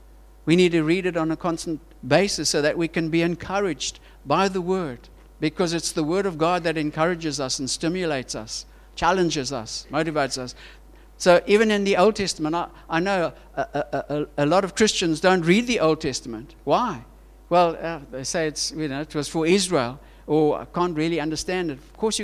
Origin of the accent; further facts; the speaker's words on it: Switzerland; born there; And our Swiss family, I was born in Switzerland, my family says, don't come to Switzerland if you don't get jobs.